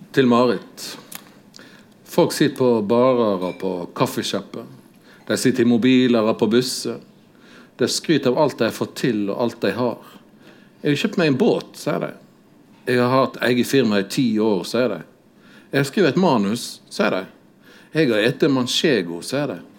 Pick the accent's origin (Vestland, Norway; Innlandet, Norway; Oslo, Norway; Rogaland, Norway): Vestland, Norway; Odda; når jeg vokste opp eh, i Odda